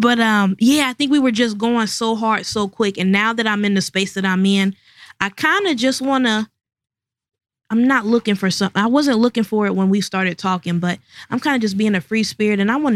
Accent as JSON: {"language": "English", "town": "Evanston", "region": "Ohio", "country": "United States", "tie": "born or raised there", "said": "I grew up in Evanston"}